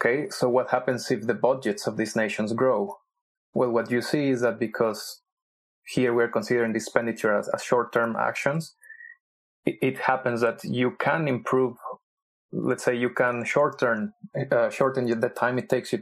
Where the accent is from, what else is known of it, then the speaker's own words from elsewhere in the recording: Mexico; I'm also from Mexico